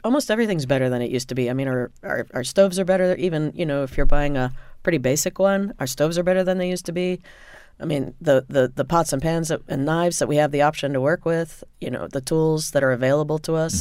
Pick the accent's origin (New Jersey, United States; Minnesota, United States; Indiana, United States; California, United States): Indiana, United States; I grew up in Indiana